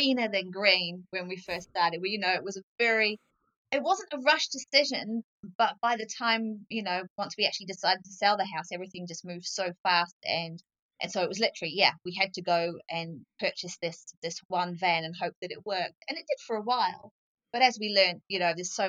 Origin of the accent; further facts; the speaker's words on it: England, United Kingdom; also born or lived in Coromandel, New Zealand; now in New Zealand; I grew up in England